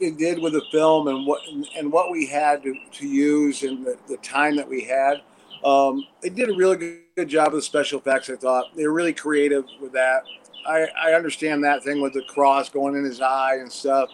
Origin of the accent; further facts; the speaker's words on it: Watertown, New York, United States; now in Los Angeles, United States; originally upstate New York, Watertown, and then lived in the city for three years